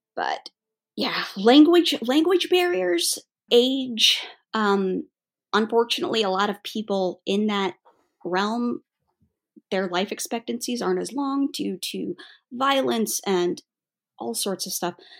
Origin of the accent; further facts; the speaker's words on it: United States; as an American who was born in the eighties